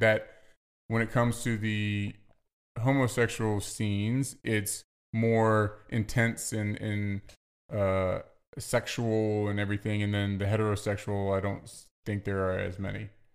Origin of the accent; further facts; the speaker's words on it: Virginia, United States; I'm from the South, I say, "Yes, ma'am, yes, sir."